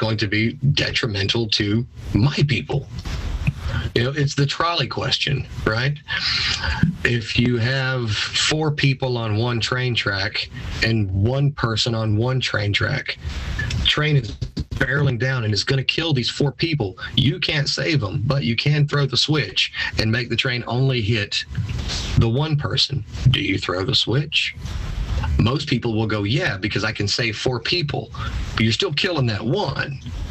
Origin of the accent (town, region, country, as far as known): United States